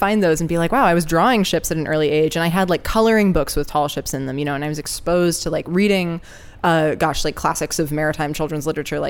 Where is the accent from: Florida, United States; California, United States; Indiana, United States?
California, United States; Ojai; also born or lived in Los Angeles; growing up in Southern California, as you know, Ojai is very close to the ocean. It's a 20-minute drive. It's not far at all. I was born in LA to two English parents